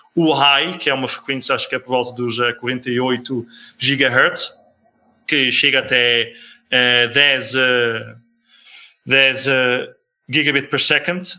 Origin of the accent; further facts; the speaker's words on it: Netherlands; now in Portugal; Eu sou holandês